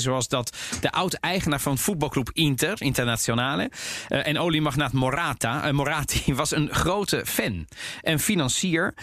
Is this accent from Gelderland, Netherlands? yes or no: no; The Hague, South Holland, Netherlands; in Den Haag, waar ik ben opgegroeid